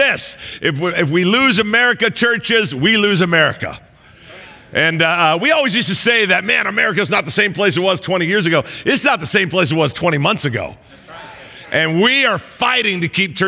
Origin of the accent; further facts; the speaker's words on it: Southern California, United States; I'm from Southern California